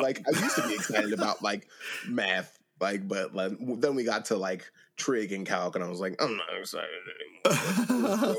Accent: Pennsylvania, United States; I'm from Pennsylvania.

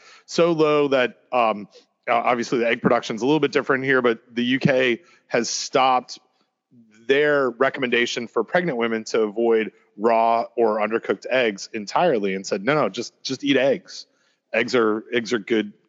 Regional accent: Canada; also born or lived in New Jersey; now in North Carolina, United States; I'm from Canada

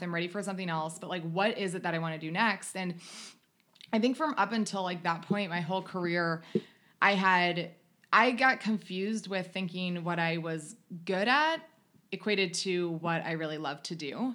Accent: United States; moved away as an adult; also born or lived in North Carolina / Ohio; now in Southern California, United States; I grew up on North Carolina and Ohio background

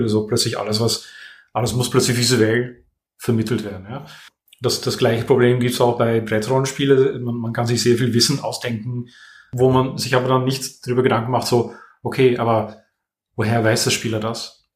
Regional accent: Netherlands; German is a second language; also born or lived in Vienna, Austria; now in France; ich bin gebürtiger Niederländer

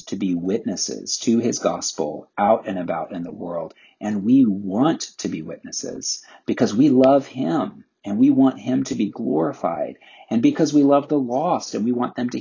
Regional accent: the South, United States; I grew up in the South

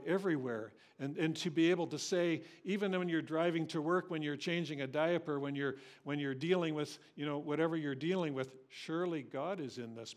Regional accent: Cambridge, Ontario, Canada; Cambridge, I was raised in Cambridge

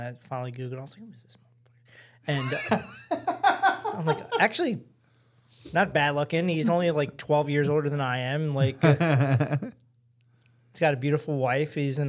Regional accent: Baltimore, Maryland, United States; born there; I was born in Baltimore City.

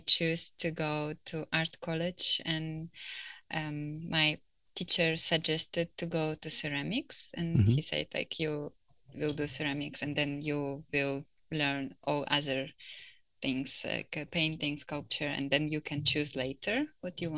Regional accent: Donetsk, Donetsk Oblast, Ukraine; English is a second language; moved away; also born or lived in Lviv, Ukraine / Montana, United States; I spent all my childhood there. And then I moved from Donetsk to Lviv

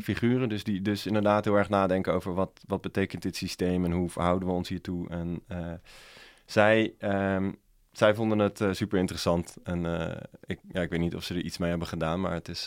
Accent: Dordrecht, South Holland, Netherlands; ik kom zelf uit Dordrecht

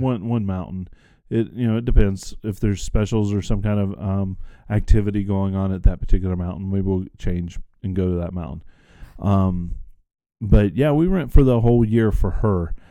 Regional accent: the South, United States; I grew up in the South

